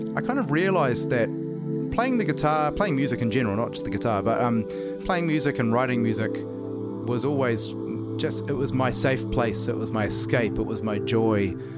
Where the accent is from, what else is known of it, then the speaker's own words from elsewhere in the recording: New Zealand; I'm from New Zealand.